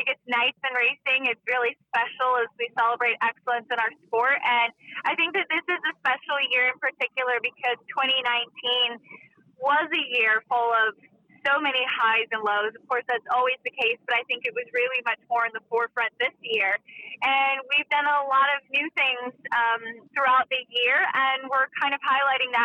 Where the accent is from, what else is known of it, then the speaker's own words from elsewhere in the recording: Connecticut, United States; I'm from Connecticut